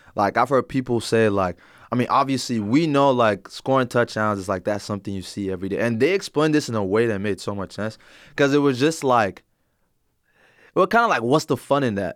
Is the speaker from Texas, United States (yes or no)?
yes; Plano, Texas, United States; I'm originally from the Plano area